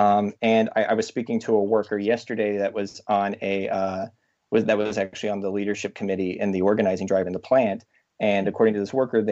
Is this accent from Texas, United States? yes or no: no; Chattanooga, Tennessee, United States; now in Brooklyn, United States; I'm originally from Chattanooga, Tennessee.